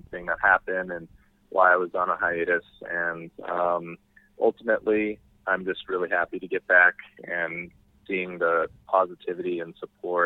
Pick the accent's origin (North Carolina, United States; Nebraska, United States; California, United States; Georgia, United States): California, United States; moved away as an adult; now in Texas, United States; I was originally from California, but Texan now